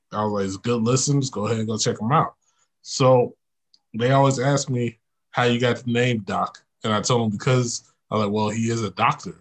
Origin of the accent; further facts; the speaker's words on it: Oklahoma City, Oklahoma, United States; also born or lived in Tahlequah; I'm from Oklahoma City, so it was crazy coming to Tahlequah